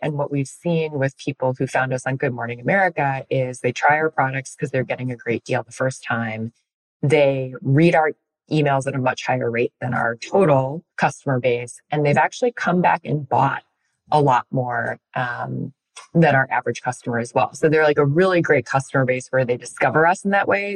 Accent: Chicago, Illinois, United States; I'm from Illinois and we live in Chicago

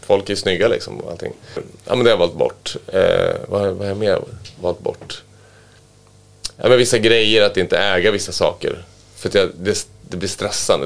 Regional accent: Västerås, Västmanland, Sweden; jag var från Västerås då, att, eh, och min farsa jobbar på A B B

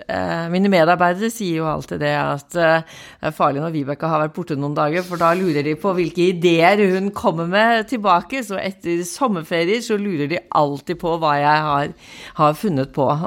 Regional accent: Bærum, Akershus, Norway; also born or lived in Kristiansand / Setermoen; Jeg, jeg kommer fra Oslo. Jeg, eller Bærum, født og oppvokst eh, på Liordet, men jeg har en far som var offiser. Så jeg har bodd i Kristiansand, og jeg har bodd på Setermoen

